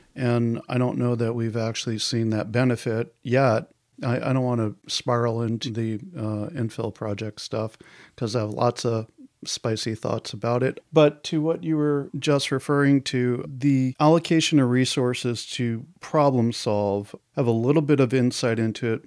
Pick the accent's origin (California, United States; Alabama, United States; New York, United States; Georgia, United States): New York, United States; outside of New York City, United States; now in Portland, United States; I grew up outside of New York City.